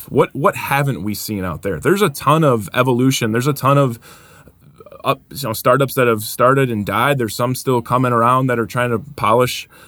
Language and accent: English; Stevens Point, Wisconsin, United States; we're from Stevens Point.